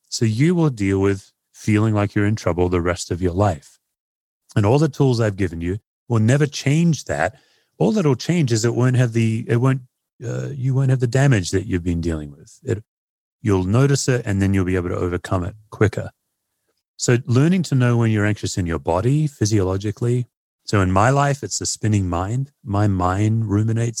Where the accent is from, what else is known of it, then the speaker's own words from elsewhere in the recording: Australia; now in United States; as an Aussie